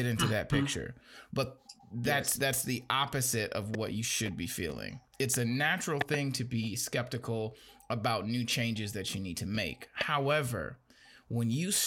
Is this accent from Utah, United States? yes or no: no; Gary, Indiana, United States; I grew up in Gary, Indiana